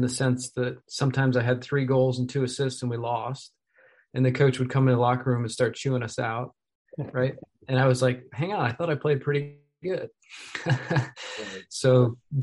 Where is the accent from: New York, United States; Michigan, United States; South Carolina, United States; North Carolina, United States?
New York, United States; I grew up in the Empire State, New York State